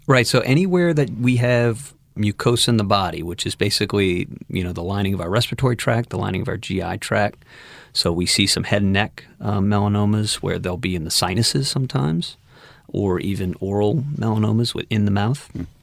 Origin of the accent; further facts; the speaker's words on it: Metairie, Louisiana, United States; also born or lived in Houston; I'm also a New Orleans native. I was born and raised in Metairie.